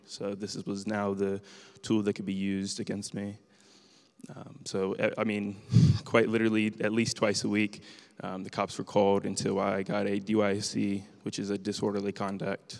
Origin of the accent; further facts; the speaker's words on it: Marysville, Ohio, United States; I was born in Marysville Prison